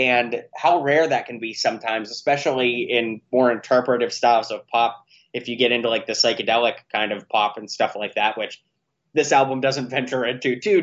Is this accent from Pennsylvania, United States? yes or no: yes; Pittsburgh, Pennsylvania, United States; I grew up in Pittsburgh, Pennsylvania